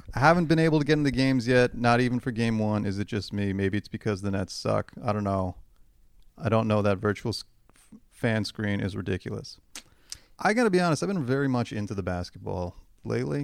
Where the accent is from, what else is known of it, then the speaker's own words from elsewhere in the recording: Hamilton, Ontario, Canada; now in Toronto, Canada; growing up in Hamilton